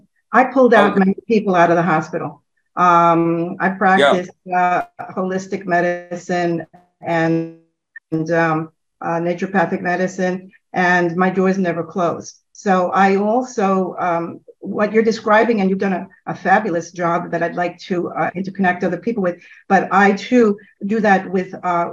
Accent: New York, United States; I'm from New York, but my parents are from Italy

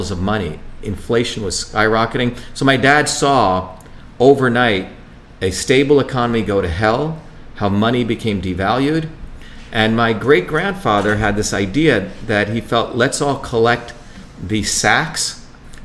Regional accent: Mumbai, Maharashtra, India; also born or lived in South India; now in United States; I grew up in Bombay as a kid, very cosmopolitan, crazy, wild city with every religion, and I also grew up in that small village in deep South India

